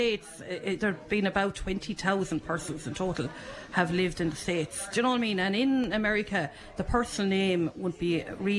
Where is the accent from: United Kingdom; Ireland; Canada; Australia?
Ireland; Thurles, Munster; moved away as an adult; now in Loughmore, Ireland; I moved from Thurles, you know, born and bred in Thurles, and went to school and the presentation, and, you know, and I suppose I was always a Thurles girl and married a Thurles man